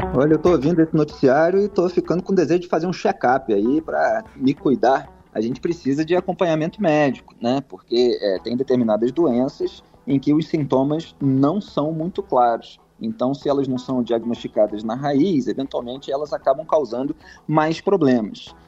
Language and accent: Portuguese; Rio de Janeiro, Brazil; now in São Paulo, Brazil; eu, como carioca, estou acostumado